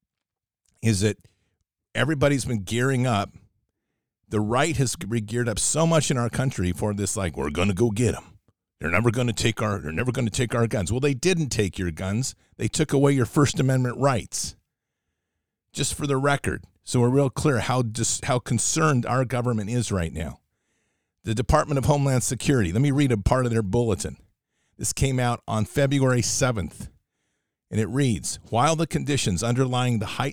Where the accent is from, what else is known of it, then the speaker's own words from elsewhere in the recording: United States; as Americans